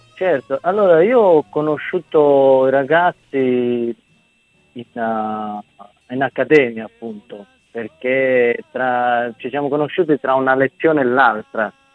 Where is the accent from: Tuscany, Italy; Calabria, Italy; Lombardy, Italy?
Calabria, Italy; moved away; da bambino vedendo un treno che partiva dalla Calabria, perché io essendo calabrese